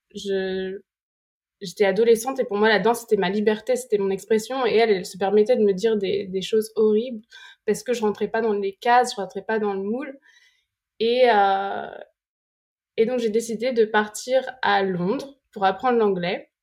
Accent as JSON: {"language": "French", "country": "France", "also_born_or_lived": "London", "moved": "yes", "said": "Et je disais, \"France.\""}